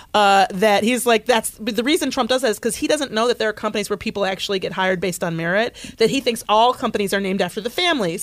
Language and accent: English; Michigan, United States; I grew up in Michigan